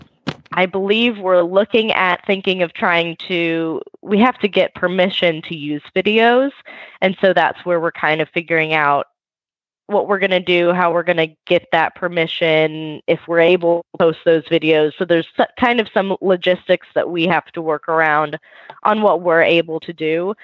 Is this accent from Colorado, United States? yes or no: no; Sugar Land, Texas, United States; I am from Sugar Land, Texas, which is southwest of Houston